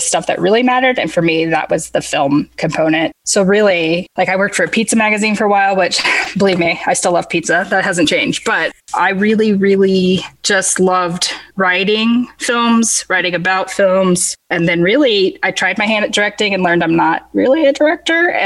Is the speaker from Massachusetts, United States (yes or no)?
no; San Diego, California, United States; moved away as an adult; also born or lived in Los Angeles, California / Oxford, Mississippi; Northern San Diego, which is mostly where I'm from